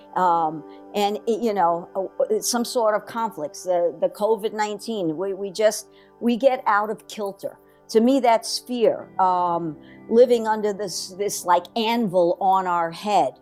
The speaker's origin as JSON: {"language": "English", "region": "New York", "country": "United States", "tie": "born or raised there", "said": "I grew up in good old New York"}